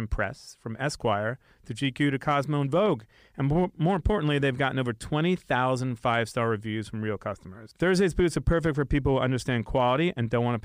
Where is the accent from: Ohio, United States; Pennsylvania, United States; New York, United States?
New York, United States; Hewlett; I grew up in Hewlett